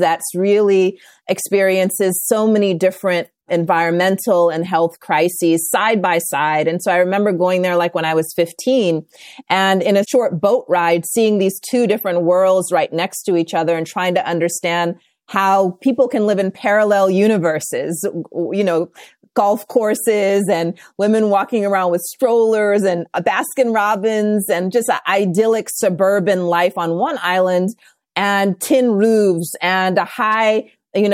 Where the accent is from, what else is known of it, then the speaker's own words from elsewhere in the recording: India; born there; also born or lived in Los Angeles / South Carolina / Southern Africa; And so I was born in India, moved to Los Angeles, South Carolina, and then went to boarding school for a couple of years in Southern Africa.